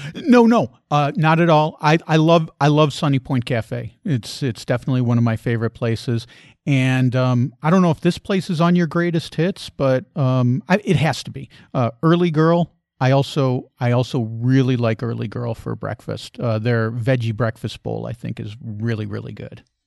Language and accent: English; Chicago, Illinois, United States; moved away; also born or lived in Asheville; growing up in Chicago